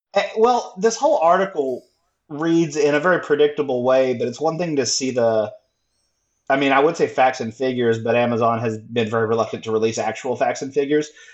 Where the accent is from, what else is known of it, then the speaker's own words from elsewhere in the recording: Texas, United States; I'm from Texas